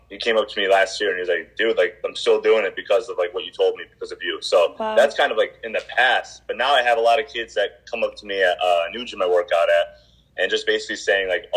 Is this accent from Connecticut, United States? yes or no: yes; Plainville, Connecticut, United States; I'm originally from Plainville, Connecticut